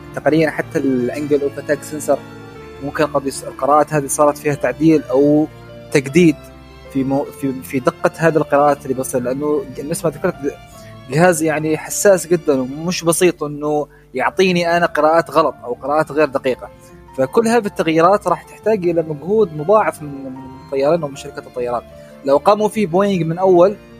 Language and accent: Arabic; Oman; احنا كسلطنه عمان